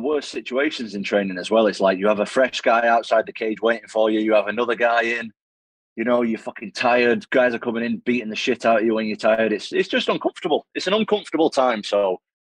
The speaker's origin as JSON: {"language": "English", "town": "Manchester", "region": "North West England", "country": "United Kingdom", "said": "I'm obviously a British guy. I'm from Manchester, England."}